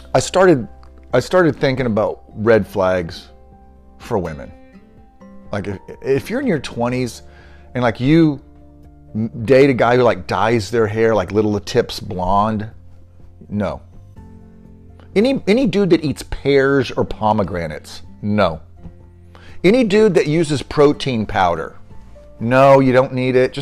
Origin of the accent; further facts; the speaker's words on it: Denton, Texas, United States; moved away; also born or lived in Leander, Texas; Denton, of all places, my hometown.